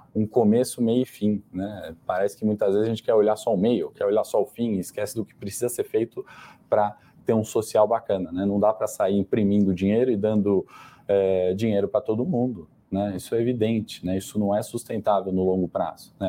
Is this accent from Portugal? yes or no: no; Brazil; a gente, enquanto brasileiros